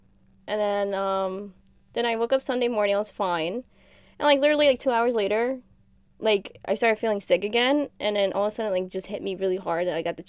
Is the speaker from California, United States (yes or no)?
no; New Jersey, United States; We're from Jersey. Woohoo! Jersey girls.